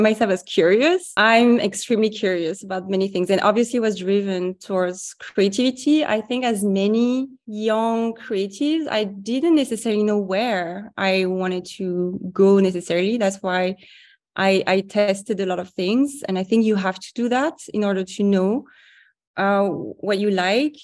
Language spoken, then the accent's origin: English; Paris, Île-de-France, France; I grew up in Paris.